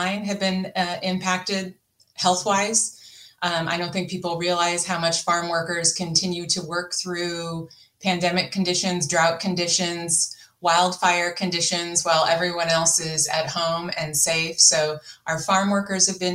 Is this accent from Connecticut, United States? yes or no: no; Napa County, California, United States; I grew up in California in Napa County